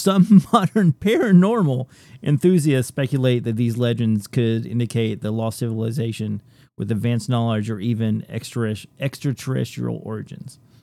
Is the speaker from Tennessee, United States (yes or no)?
yes; Tennessee, United States; I was born and raised in Tennessee